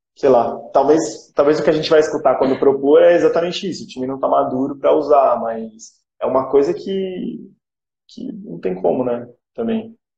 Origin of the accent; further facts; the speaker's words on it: Brazil; nós como brasileiros